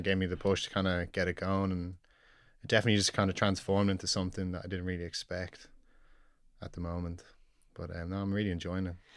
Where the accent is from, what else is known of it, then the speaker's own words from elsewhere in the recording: Dublin, Leinster, Ireland; So I was born here in the Coombe. Um, I've lived in Knock Nine all my life. It's, uh, for those that don't know, it's like a suburb out near enough the Dublin Mountains